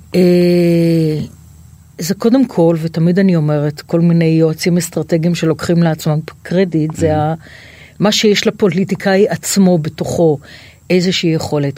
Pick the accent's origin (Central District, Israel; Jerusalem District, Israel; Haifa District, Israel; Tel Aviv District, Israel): Tel Aviv District, Israel; Tel Aviv; תל אביב, אני תל אביבית